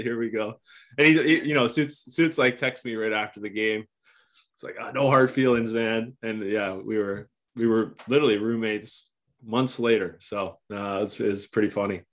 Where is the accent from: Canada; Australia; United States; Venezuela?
Canada; Oakville, Ontario; I grew up in Oakville